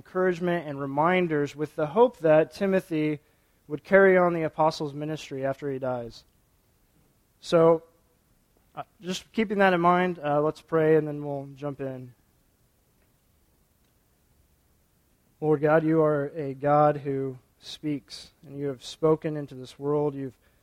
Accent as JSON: {"language": "English", "town": "Topeka", "region": "Kansas", "country": "United States", "tie": "born or raised there", "moved": "as an adult", "said": "Both Jess and I were born and raised in Topeka"}